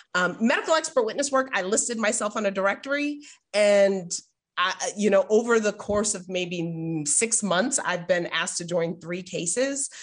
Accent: Boston, Massachusetts, United States; now in San Diego, United States; I grew up in Boston

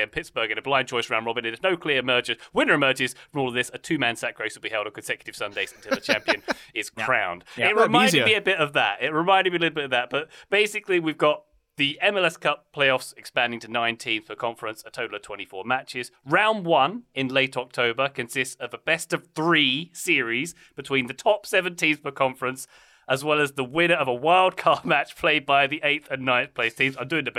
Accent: United Kingdom; It took as a Brit, it took me a long time to understand what on earth was being said.

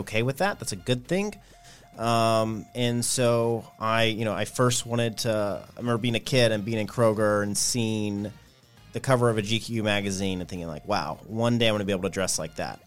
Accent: Nashville, Tennessee, United States; grew up in Nashville, Tennessee, on the outskirts, uh, in Bellevue, but still consider Nashville

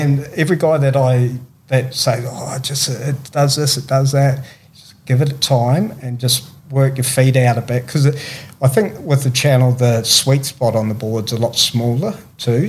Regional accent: Christchurch, Canterbury, New Zealand; moved away; also born or lived in Tweed Heads, Australia; growing up in New Zealand

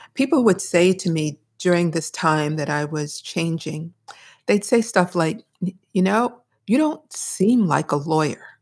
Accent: Brooklyn, New York, United States; I grew up in the People's Republic of Brooklyn

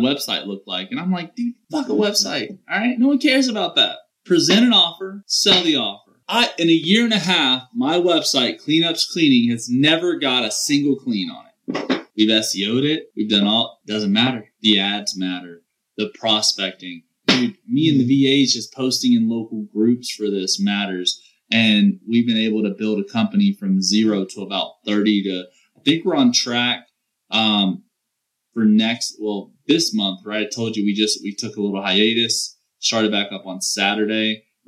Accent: the South, Southern United States, United States; accent: southern twang; I have a little twang in my accent

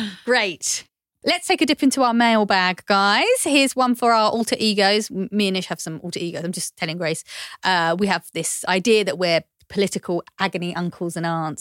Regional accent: London, United Kingdom; I grew up in East London

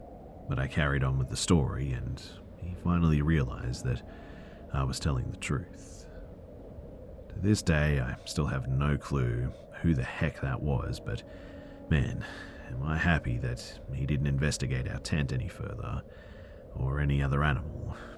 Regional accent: West Palm Beach, Florida, United States; I grew up in West Palm Beach.

